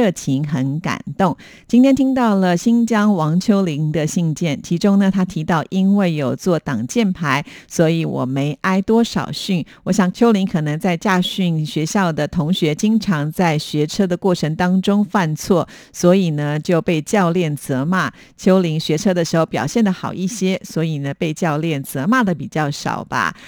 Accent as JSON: {"language": "Chinese", "country": "Taiwan", "said": "我们有亲戚从国外来到台湾"}